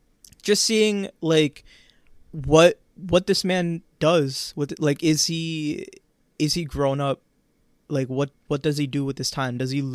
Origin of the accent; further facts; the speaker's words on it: New York, United States; I grew up in New York.